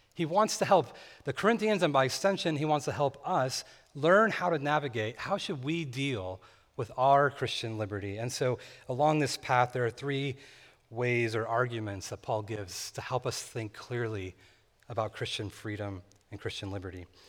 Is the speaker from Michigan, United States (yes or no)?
no; California, United States; Growing up in California, my family and I would sometimes visit this lake named Lake Isabella